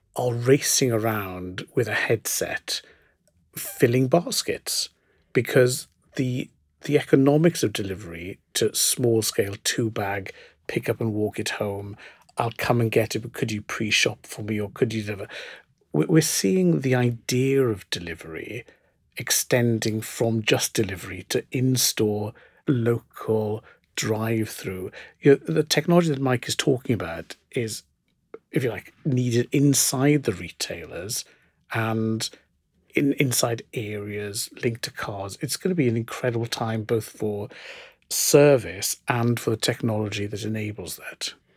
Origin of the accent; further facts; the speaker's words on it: South Wales, United Kingdom; I grew up in South Wales in the nineteen seventies